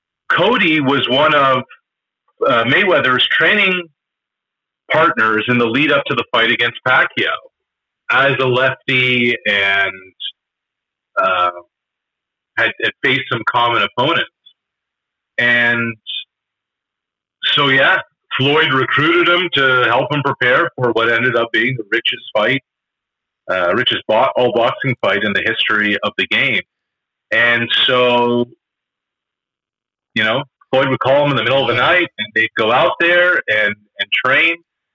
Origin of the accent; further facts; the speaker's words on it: Canada; as a Canadian, that was something that we wrote about, and we did a feature for Sportsnet Central.